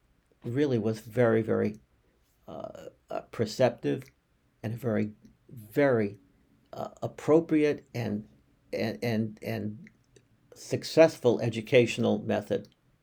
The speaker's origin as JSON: {"language": "English", "town": "Brookline", "region": "Massachusetts", "country": "United States", "tie": "born or raised there", "said": "In the synagogue, I grew up in Congregation Keilat Israel in Brookline, Massachusetts."}